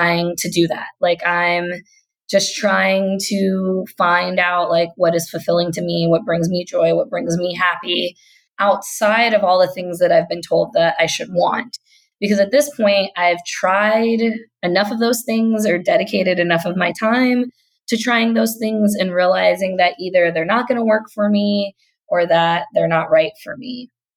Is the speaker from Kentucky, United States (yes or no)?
yes; Kentucky, United States; So I'm a Black Southern millennial. Like, I grew up in the South. I grew up in Kentucky